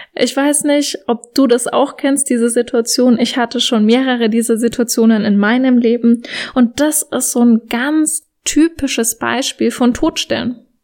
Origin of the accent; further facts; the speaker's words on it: Germany; Bei uns in Deutschland